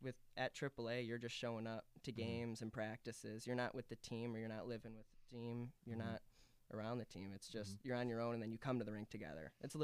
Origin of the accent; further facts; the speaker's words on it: Wheaton, Illinois, United States; Wheaton, Illinois.